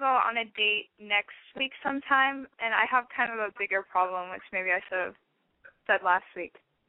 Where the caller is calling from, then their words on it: New Orleans, Louisiana, United States; I'm 18, and I'm calling from New Orleans.